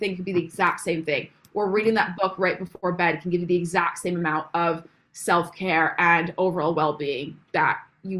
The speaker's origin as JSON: {"language": "English", "country": "Canada", "moved": "as an adult", "lives_now": "England, United Kingdom", "said": "if you can't tell by my accent, I'm actually not from England originally. I'm from Canada. So I moved here about 4 years ago"}